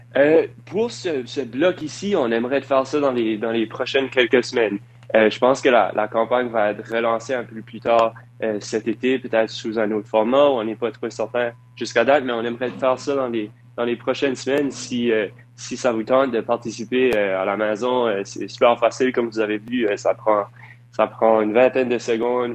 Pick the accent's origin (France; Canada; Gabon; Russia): Canada; Dieppe, New Brunswick; Je viens de, de Dieppe, au Nouveau-Brunswick